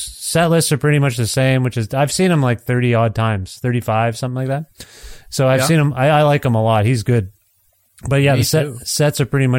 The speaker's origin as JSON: {"language": "English", "region": "Ontario", "country": "Canada", "moved": "as an adult", "lives_now": "Alberta, Canada", "said": "I'm from Ontario originally, but I moved to Alberta in 2020. January 2020. My wife's from here"}